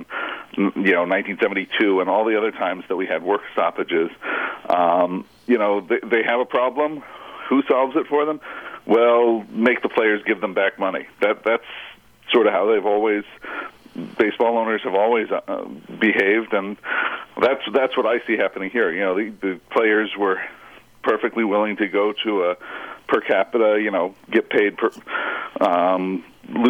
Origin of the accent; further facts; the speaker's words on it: Phoenix, Arizona, United States; I'm from Phoenix, Arizona